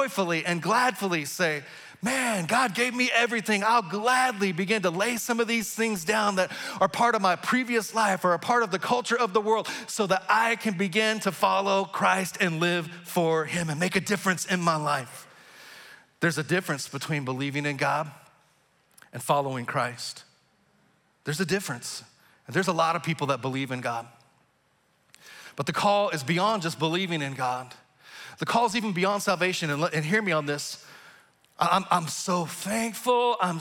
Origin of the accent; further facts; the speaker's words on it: Texas, United States; moved away as an adult; now in Kansas City area, United States; my home state of Texas